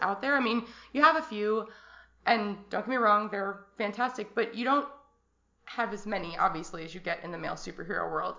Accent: Arizona, United States; 34, I'm from Arizona.

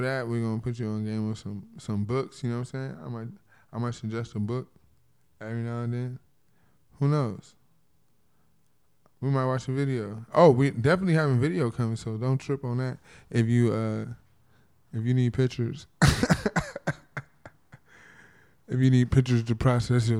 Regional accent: Compton, California, United States; I'm from Compton, California.

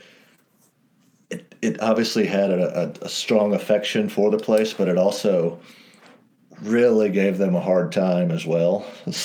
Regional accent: the Carolinas, United States; now in Colorado, United States; growing up in the Carolinas

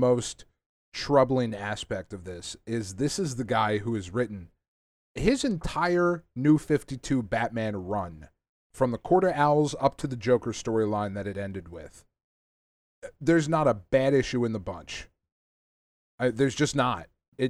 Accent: Northeast, United States; I grew up in the Northeast

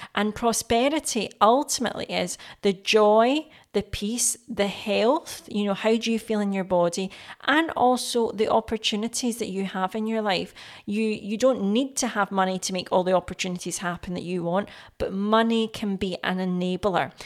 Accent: Scotland, United Kingdom; I'm Scottish. I've been here obviously all my life.

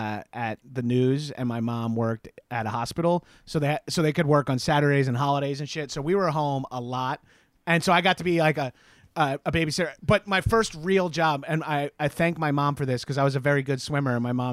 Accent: Long Island, New York, United States; now in Los Angeles, United States; I'm from Long Island originally.

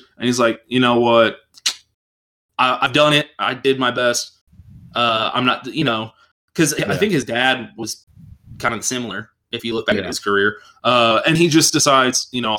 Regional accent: Texas, United States; also born or lived in Goldsboro, North Carolina; I grew up in Texas. That's why I don't talk like

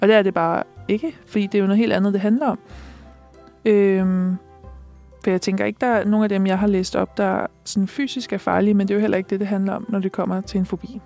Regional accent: Næstved, Zealand, Denmark; now in Copenhagen, Denmark; det afslører min dialekt måske, men jeg er jo ikke fra København. jeg er jo fra Næstved

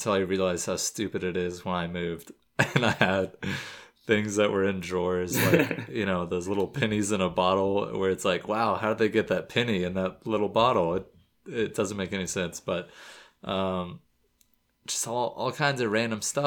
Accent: Florida, United States; moved away; I'm from Florida

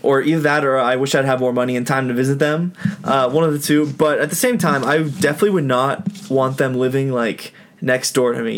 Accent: Tampa, Florida, United States; moved away; also born or lived in Utah; I'm from Tampa, Florida.

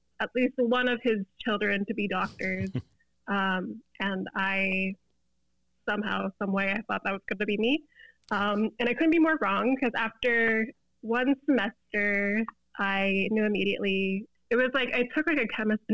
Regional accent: Florida, United States; moved away as an adult; now in Chicago, United States; I've lived in Florida my whole life, born and raised in Florida

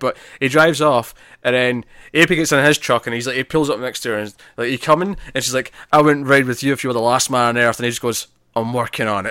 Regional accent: Scotland, United Kingdom; I'm Scottish

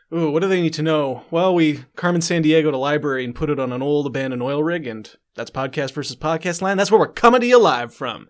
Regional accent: Calgary, Alberta, Canada; I'm from Calgary

